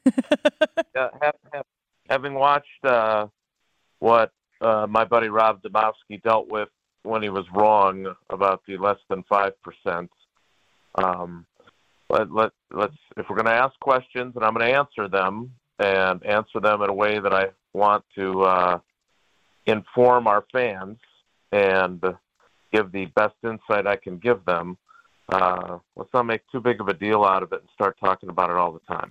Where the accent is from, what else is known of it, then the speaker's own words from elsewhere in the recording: Milwaukee, Wisconsin, United States; growing up on the south side of Milwaukee